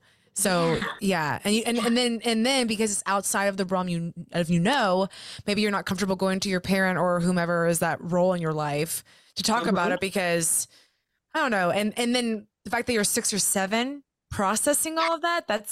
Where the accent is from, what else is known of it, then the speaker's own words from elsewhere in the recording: Georgia, United States; I'm from the South too. I'm from Georgia. Born and raised, and I went to a Christian school growing up, all the way up through like fourth grade, fifth grade.